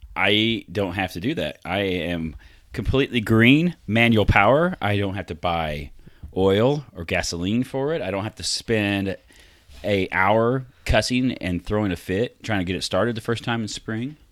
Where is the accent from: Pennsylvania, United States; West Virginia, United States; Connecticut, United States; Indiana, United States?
Indiana, United States; rural; I'm from Indi-, I'm rural Indiana.